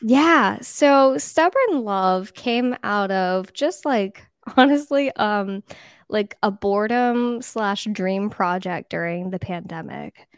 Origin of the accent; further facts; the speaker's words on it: East Coast of Florida, United States; I grew up in a small town on the East Coast of Florida.